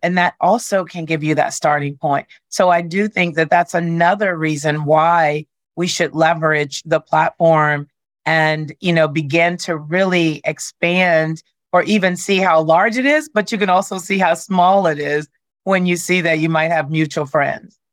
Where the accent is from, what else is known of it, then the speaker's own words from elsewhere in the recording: Arkansas, United States; I'm from Arkansas and I was raised